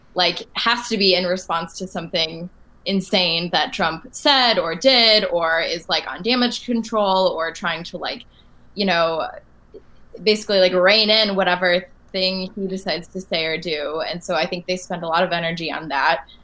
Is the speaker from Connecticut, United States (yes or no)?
no; Michigan, United States; moved away as an adult; also born or lived in Washington, D.C.; now in Boston, United States; I'm from Michigan.